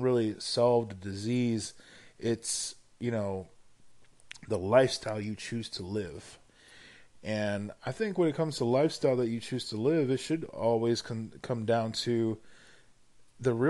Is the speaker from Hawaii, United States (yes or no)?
yes; Hawaii, United States; now in Portland, United States; I'm originally from Hawaii